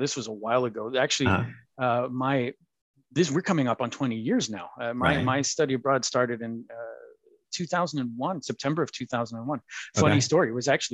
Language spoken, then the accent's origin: English; Tucson, Arizona, United States; moved away as an adult; now in Munich, Germany; the University of Arizona is in Tucson and I was born in Tucson.